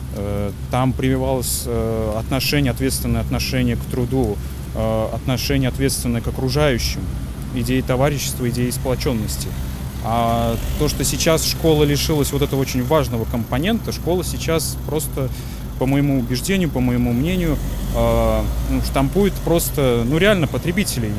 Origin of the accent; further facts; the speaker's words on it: Samara Oblast, Russia; moved away as an adult; also born or lived in Kazan; Сам я, конечно, родом с Самарской области